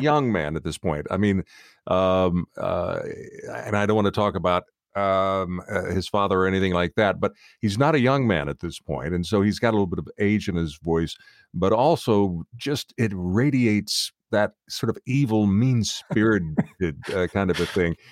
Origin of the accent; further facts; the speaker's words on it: outside of Nashville, Tennessee, United States; moved away; I am from the South originally.